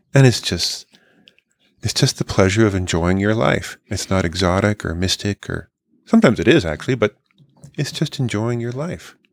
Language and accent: English; California, United States; growing up in California in the sixties and seventies